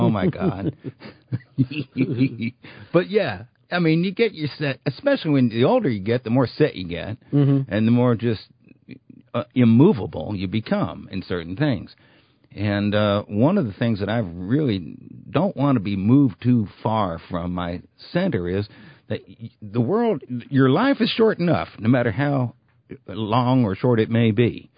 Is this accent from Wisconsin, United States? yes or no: no; New York City, New York, United States; moved away; I am from Brooklyn